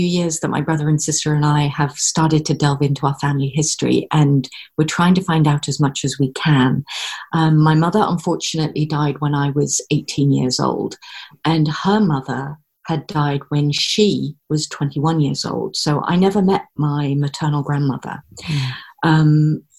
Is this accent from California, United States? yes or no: yes; California, United States; moved away as an adult; also born or lived in Saint John, New Brunswick, Canada / Texas; now in United Kingdom; my parents were American. I happened to be born in Canada. I spent the bulk of my early childhood in California, growing up in and around the Bay Area. So San Francisco, Arinda, Walnut Creek, all of these places, very near the coast, you know, very near the Pacific.